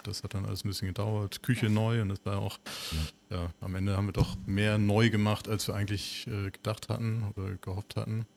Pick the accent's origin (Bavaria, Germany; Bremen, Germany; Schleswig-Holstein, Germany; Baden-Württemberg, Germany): Bremen, Germany; Bremerhaven; sind zusammen aufgewachsen in Bremerhaven